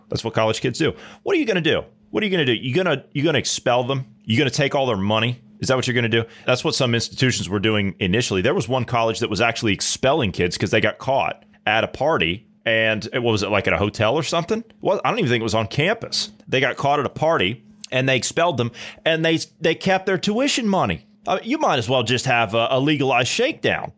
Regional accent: Ohio, United States; my home state of Ohio

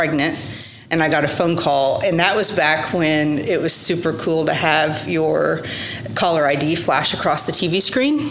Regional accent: Oklahoma City, Oklahoma, United States; also born or lived in Norman, Oklahoma / Dallas, Texas; I was born in Norman, Oklahoma, and I attended school in more public schools in South Oklahoma City. I went to Westmore High School

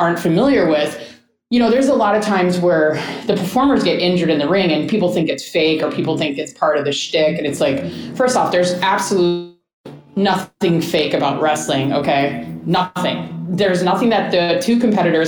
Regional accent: Chicago, Illinois, United States; I'm from Chicago

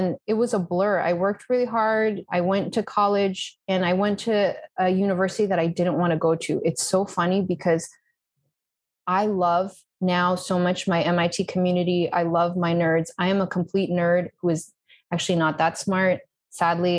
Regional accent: Brookline, Massachusetts, United States; moved away as an adult; also born or lived in Texas / Natick, Massachusetts; now in Spain; I was born in Texas. I don't really remember that. Then we moved to Massachusetts. I was living in a place called Natick. Then we moved to a place called Brookline. So this is all greater Boston area. So I lived there most of my life

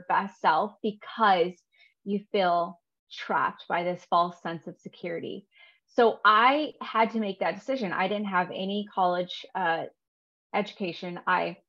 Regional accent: California, United States; I grew up in California

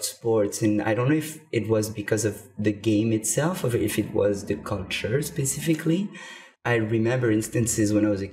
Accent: France; moved away as an adult; now in Vancouver, Canada; I moved to Canada. I'm from France originally. I moved to Canada in 2011

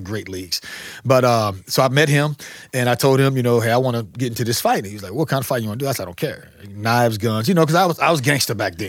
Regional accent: St. Louis, Missouri, United States; I grew up here in Saint Louis, but it was North County area

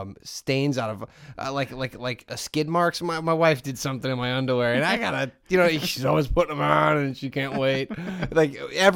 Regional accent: Hessville, Indiana, United States; I grew up in Hessville. I used to always go to Lindy's and Kennedy all the time.

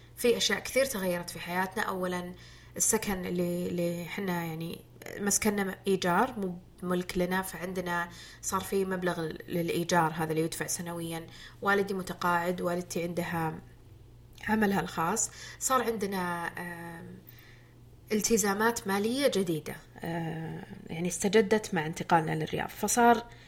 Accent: Jubail, Eastern Province, Saudi Arabia; اعمل في مدينتي

